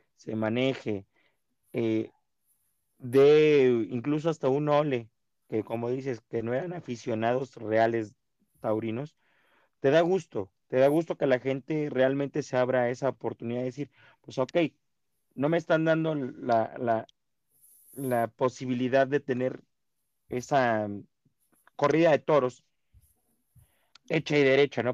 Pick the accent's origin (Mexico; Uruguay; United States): Mexico